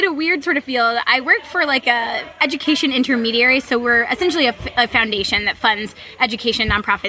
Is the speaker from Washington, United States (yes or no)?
yes; Spokane, Washington, United States; now in Maryland, United States; I'm from Spokane, Washington, Eastern Washington.